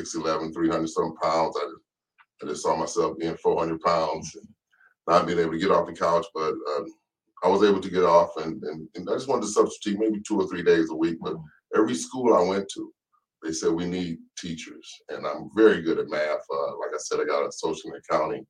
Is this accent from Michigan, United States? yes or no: yes; Detroit, Michigan, United States; also born or lived in Atlanta; I'm born and raised in Detroit.